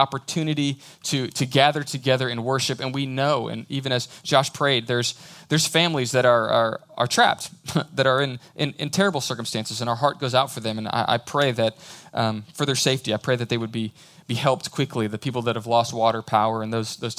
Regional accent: Houston, Texas, United States; moved away as an adult; now in College Station, United States; I grew up in the big city. I grew up in Houston.

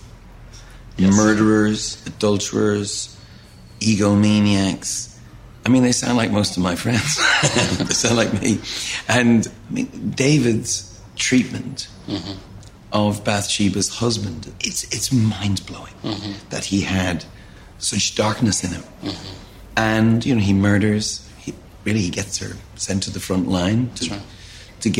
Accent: Ireland; I am Irish

